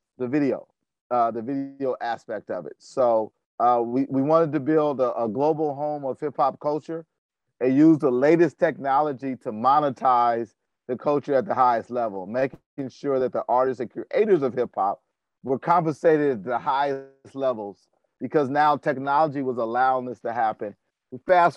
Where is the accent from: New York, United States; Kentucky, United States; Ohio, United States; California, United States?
California, United States; Oakland; Shakur and I grew up together in Oakland